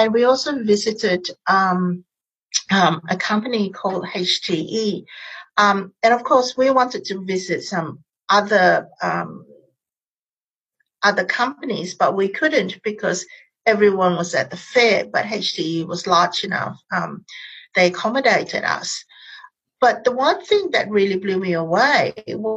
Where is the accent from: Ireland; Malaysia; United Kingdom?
Malaysia; now in Australia; I am Malaysian Chinese. My parents grew up in colonial Malaysia, so I'm post-colonial. We speak English at home